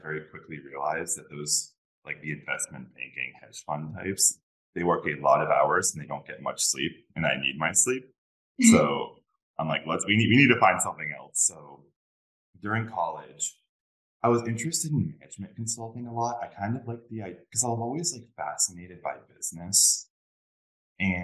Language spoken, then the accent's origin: English; Northeast, United States; I grew up like in the Northeast